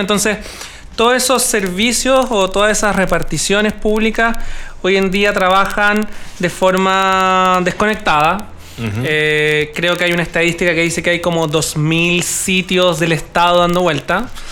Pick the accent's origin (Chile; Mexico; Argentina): Chile; somos 17 millones chilenos